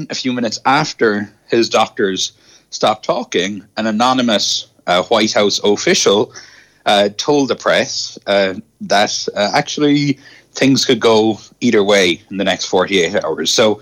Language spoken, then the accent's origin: English; Ireland; now in United States; not being able to pronounce my THs as an Irish person